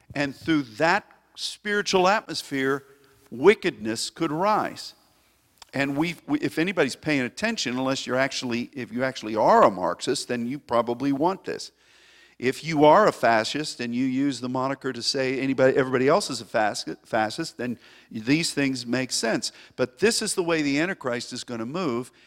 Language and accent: English; United States; As an American